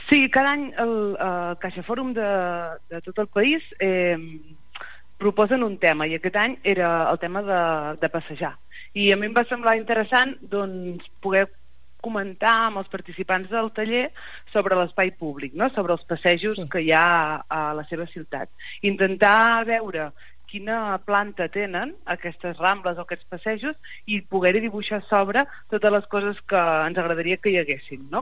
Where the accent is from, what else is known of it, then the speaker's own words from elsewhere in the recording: Banyoles, Catalonia, Spain; moved away as an adult; now in Barcelona, Spain; Jo sóc, sóc de Banyoles i, i fa uns anys que visc a Barcelona